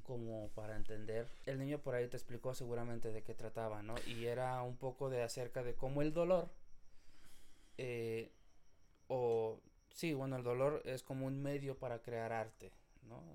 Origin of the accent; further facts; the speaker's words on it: Mexico; yo soy mexicano y la gente que vivimos en México